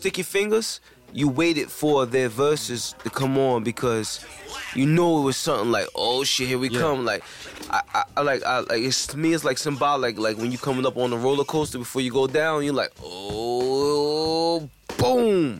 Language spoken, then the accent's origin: English; New Jersey, United States; I'm from Jersey.